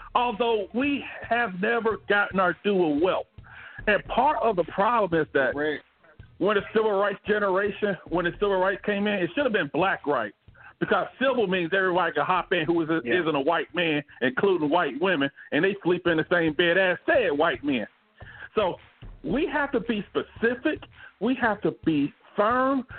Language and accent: English; Montgomery, Alabama, United States; now in Phoenix, United States; I'm from Montgomery, Alabama